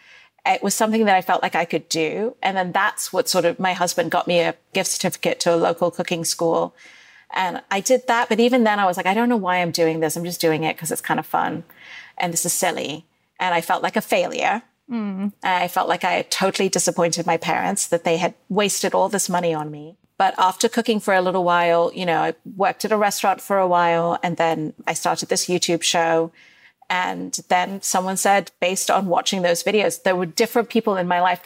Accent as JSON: {"language": "English", "region": "Dubai", "country": "United Arab Emirates", "tie": "born or raised there", "moved": "yes", "said": "I grew up in Dubai during the first Gulf War"}